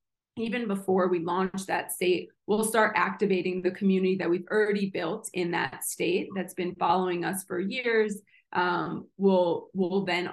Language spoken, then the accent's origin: English; New Jersey, United States; moved away; it's my home state.